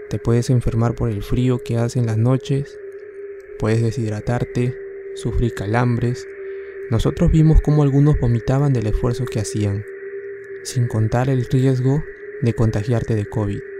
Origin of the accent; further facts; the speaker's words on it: Tarma, Junín, Peru; now in Lima, Peru; Yo vengo de Tarma. Vine a la capital en noviembre del año pasado junto a mis padres y mi hermano para poder mejorar nuestra situación, ya que Lima tiene más oportunidades.